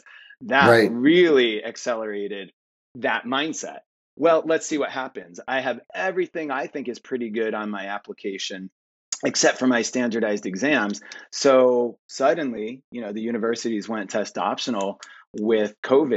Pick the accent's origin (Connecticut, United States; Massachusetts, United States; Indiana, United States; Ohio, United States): Connecticut, United States; outside of New Haven; I grew up outside of New Haven.